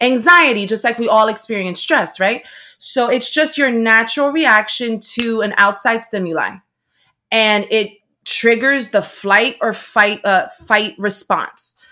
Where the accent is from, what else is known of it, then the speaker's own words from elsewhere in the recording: Paterson, New Jersey, United States; I was raised in Patterson, New Jersey